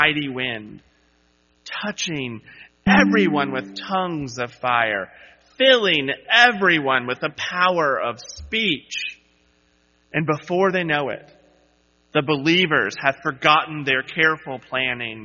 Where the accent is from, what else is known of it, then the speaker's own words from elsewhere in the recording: Charleston, South Carolina, United States; When I was in high school, a Category 4 hurricane blew through my hometown of Charleston, South Carolina